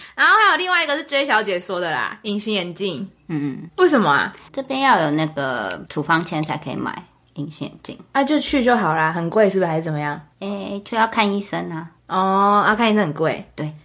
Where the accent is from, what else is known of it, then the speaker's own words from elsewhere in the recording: Taiwan; moved away as an adult; now in United States; 小时候就是整个教育过程，并不会要特别说哦，我真的很喜欢我的国家或者什么的，就不会。可是你真的到了美国之后，你就会发现说哦，台湾真的有很多的好